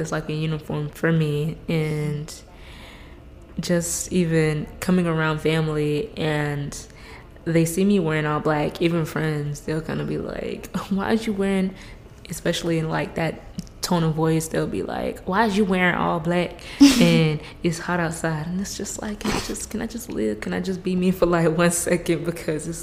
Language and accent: English; Fort Myers, Florida, United States; I'm based and born and raised in Florida, especially South Florida, in Fort Myers